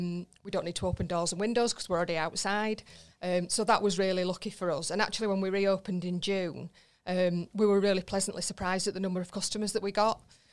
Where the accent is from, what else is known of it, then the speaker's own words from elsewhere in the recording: Wakefield, Yorkshire and the Humber, United Kingdom; now in Barnsley, United Kingdom; No, I'm actually from Wakefield originally. Right. But I live in Barnsley now. I've lived in Barnsley for about 15 years.